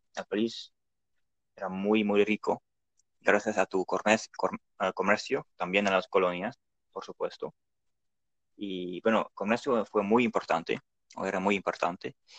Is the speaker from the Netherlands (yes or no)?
yes; Netherlands; Spanish is a second language; also born or lived in Delft; soy de Holanda